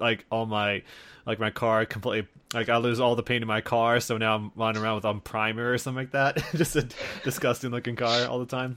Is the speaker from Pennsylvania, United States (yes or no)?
no; Iowa, United States; I'm, I'm from Iowa, me and … from Iowa